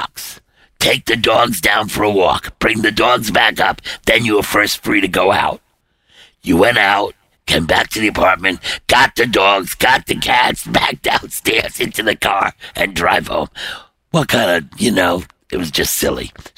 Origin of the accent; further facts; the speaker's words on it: New York City, New York, United States; moved away as an adult; now in Connecticut, United States; I'm a guy from Brooklyn